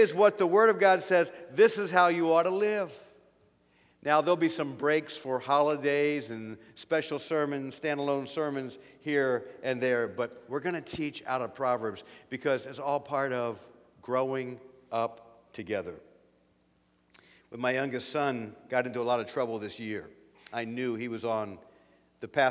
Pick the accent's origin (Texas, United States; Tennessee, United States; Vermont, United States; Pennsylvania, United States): Pennsylvania, United States; now in Ohio, United States; I'm from Pennsylvania